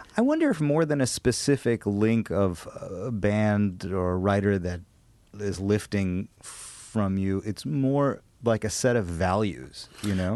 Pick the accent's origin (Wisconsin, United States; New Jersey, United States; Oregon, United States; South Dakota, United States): Wisconsin, United States; Madison; I'm from Madison